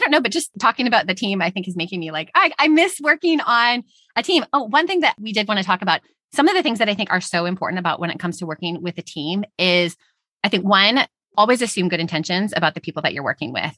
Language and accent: English; Houston, Texas, United States; We're all from Texas, Houston